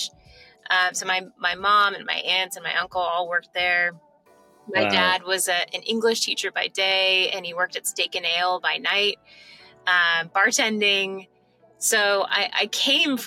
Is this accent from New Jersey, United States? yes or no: no; Kansas City, Missouri, United States; moved away as an adult; also born or lived in Charleston, South Carolina; now in New York, United States; I grew up in Kansas City